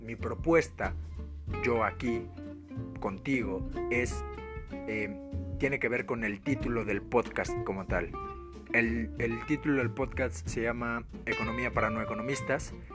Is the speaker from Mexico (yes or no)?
yes; Mexico; Pues, para los, que no, para los que no son de México, porque soy de México